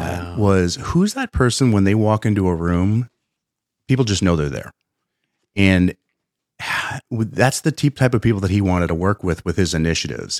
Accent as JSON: {"language": "English", "region": "Pennsylvania", "country": "United States", "tie": "born or raised there", "said": "I'm from Pennsylvania"}